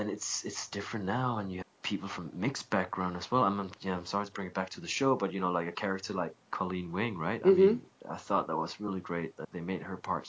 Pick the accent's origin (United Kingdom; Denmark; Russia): Denmark; Copenhagen, Capital Region of Denmark; moved away as an adult; also born or lived in Japan / Los Angeles; But I was born and raised in Copenhagen.